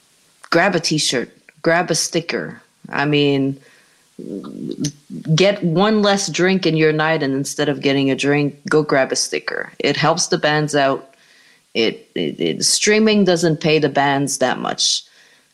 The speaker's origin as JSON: {"language": "English", "town": "Montreal", "region": "Quebec", "country": "Canada", "moved": "as an adult", "lives_now": "North Carolina, United States", "said": "I'm from Canada originally, from Montreal, Canada. And I moved to North Carolina last year"}